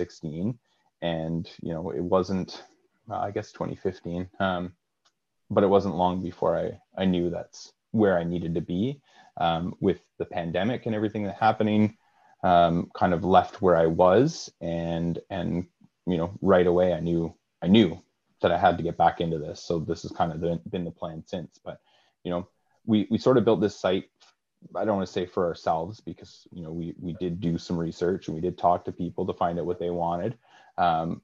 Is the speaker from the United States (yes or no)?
no; Kingston, Ontario, Canada; I'm from Kingston